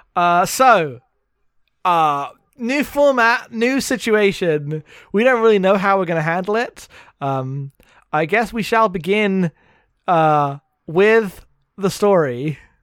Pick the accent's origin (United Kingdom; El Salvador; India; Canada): United Kingdom; being British